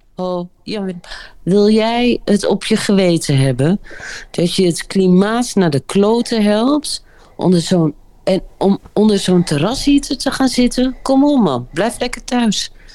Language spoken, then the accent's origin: Dutch; Groningen, Netherlands; ik kom uit Groningen